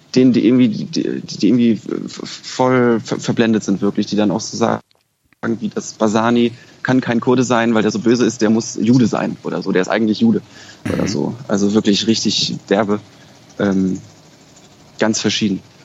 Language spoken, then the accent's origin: German; Berlin, Germany; moved away as an adult; also born or lived in Kassel; ich bin Berliner, ich komme daher